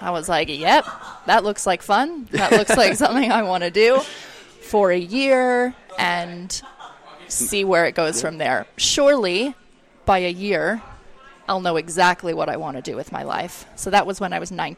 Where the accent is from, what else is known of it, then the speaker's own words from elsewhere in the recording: Oakville, Ontario, Canada; moved away as an adult; also born or lived in New Zealand; now in Australia; I grew up in Toronto, or just outside of Toronto in Oakville.